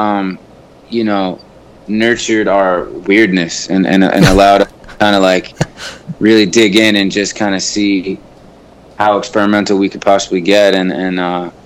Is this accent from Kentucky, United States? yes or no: no; New Jersey, United States; I'm from New Jersey, yeah, born and raised